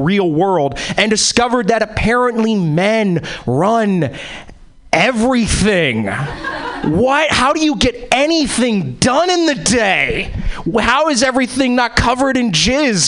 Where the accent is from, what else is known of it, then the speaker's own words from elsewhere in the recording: East Coast, United States; now in Seattle, United States; I was born and bred in the East Coast